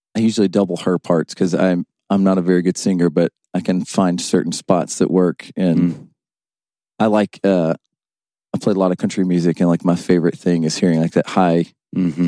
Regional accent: West Tennessee, United States; moved away as an adult; now in Kentucky, United States; I'm from West Tennessee

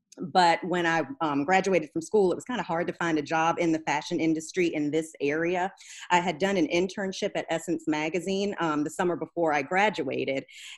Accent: Germany; now in United States; So yeah, I grew up in Germany. Then we moved to the States

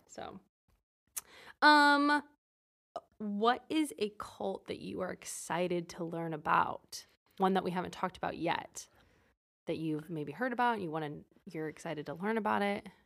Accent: Fresno, California, United States; I'm from Fresno, California

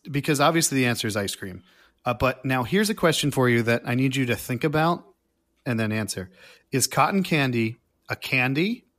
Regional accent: New England, United States; I mean, so I grew up in New England and we would always go up to New Hampshire to see the leaves change colors and go skiing up there

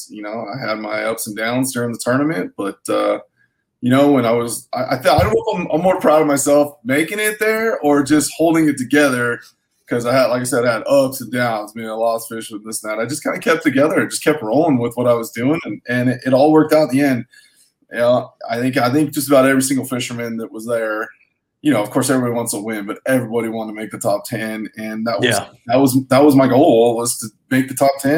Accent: Salinas, California, United States; moved away as an adult; I grew up in Salinas, which is near Monterey

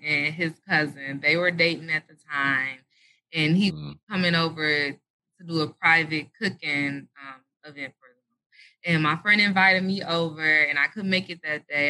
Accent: Detroit, Michigan, United States; also born or lived in Atlanta, Georgia; I was born in Detroit, Michigan

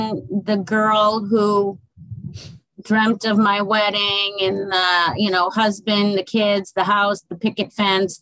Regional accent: Massachusetts, United States; moved away as an adult; now in Fort Myers, United States; I am originally from Massachusetts

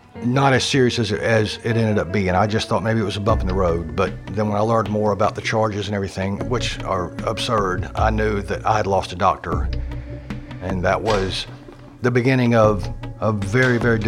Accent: Warner Robins, Georgia, United States; Warner Robins, Georgia. I literally was born and raised here

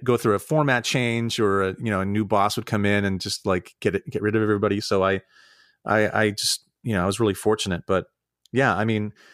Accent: Santa Rosa, California, United States; moved away as an adult; also born or lived in New York / Ohio; now in Pittsburgh, United States; I grew up in Northern California. I grew up in Santa Rosa in the Wine Valley.

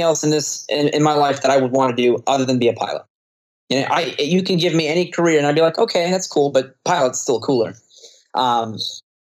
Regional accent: Florida, United States; I'm from Florida

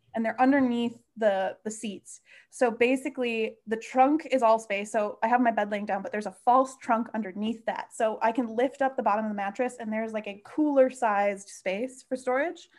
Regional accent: Midwest, United States; moved away; growing up in the Midwest, road tripping is, like, a way of life

